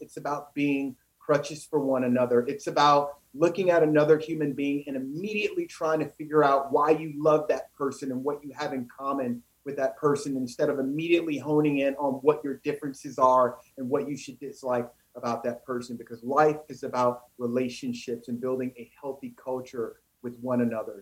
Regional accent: East St. Louis, Illinois, United States; moved away; growing up in East St. Louis, Illinois

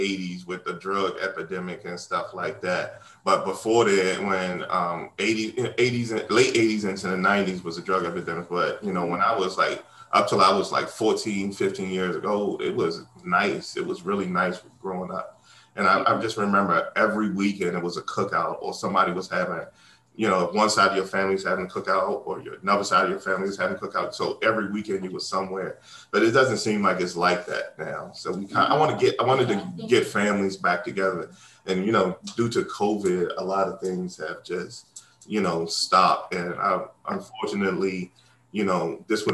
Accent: Washington, District of Columbia, United States; I grew up in Washington, D.C. and South Beach

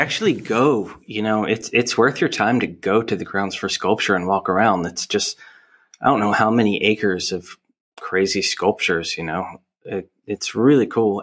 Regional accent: Hamilton, New Jersey, United States; now in Philadelphia, United States; I grew up in Hamilton, New Jersey

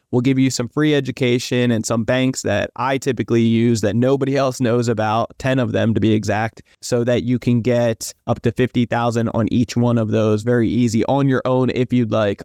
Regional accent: New Jersey, United States; moved away as an adult; now in San Diego, United States; I'm originally from New Jersey, but I live out in San Diego, sunny San Diego, California

